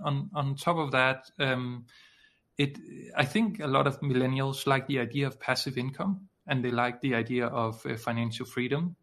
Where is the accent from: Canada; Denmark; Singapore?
Denmark; I'm from Denmark, which is in uh, Scandinavia